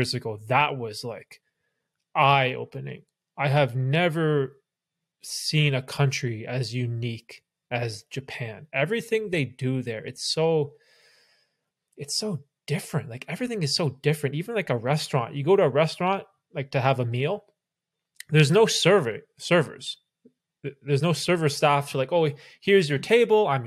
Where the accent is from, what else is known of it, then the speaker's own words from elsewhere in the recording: Toronto area, Ontario, Canada; also born or lived in Bermuda; we sort of grew up in Canada by Toronto